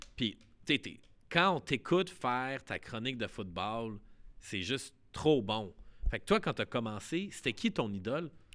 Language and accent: French; Montreal, Quebec, Canada; nous, à Montréal